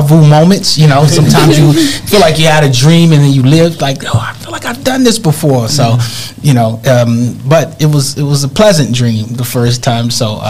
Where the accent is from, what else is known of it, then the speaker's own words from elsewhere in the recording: Dallas, Texas, United States; I grew up in South Dallas, and in a really on Peabody Street, and really, I would say a really great neighborhood. This was in the 80s